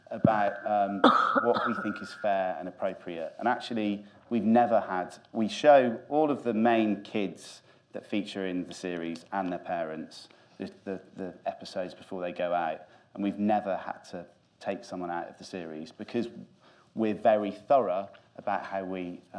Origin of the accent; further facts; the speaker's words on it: Grimsby, Yorkshire and the Humber, United Kingdom; I'm from Grimsby